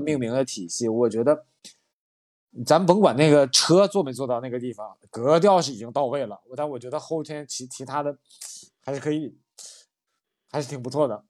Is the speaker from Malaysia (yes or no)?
no; Northeast China, China; 我是东北人